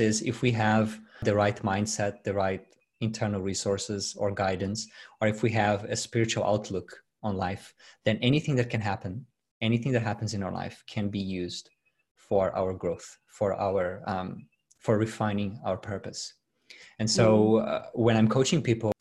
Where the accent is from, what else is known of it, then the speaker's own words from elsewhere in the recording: Brazil; English is a second language; moved away as an adult; now in Sydney, Australia; I'm from Brazil. I was born and raised in Brazil. I migrated here 9 years ago.